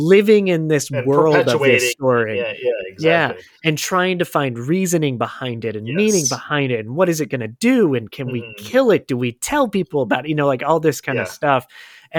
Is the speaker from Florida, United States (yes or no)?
yes; Florida, United States; I grew up in Florida